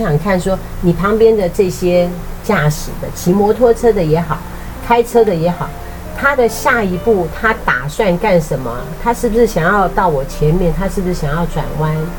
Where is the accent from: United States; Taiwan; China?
Taiwan; Liugui, Kaohsiung; 我的老家是在六龟